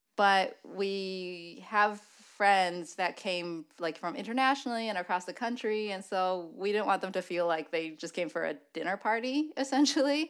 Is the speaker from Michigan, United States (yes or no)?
yes; Michigan, United States; we're both from Michigan